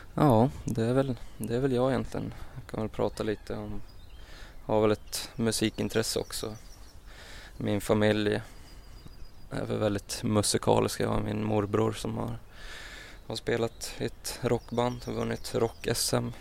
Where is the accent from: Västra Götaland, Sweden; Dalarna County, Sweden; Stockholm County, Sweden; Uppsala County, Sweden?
Dalarna County, Sweden; Mora; jag växte upp i Mora, en ganska lugn uppväxt